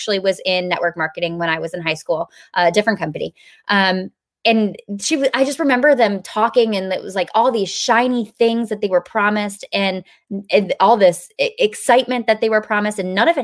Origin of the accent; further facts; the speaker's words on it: New York, United States; also born or lived in Pennsylvania; now in South Carolina, United States; We were living in South Carolina, but I'm from New York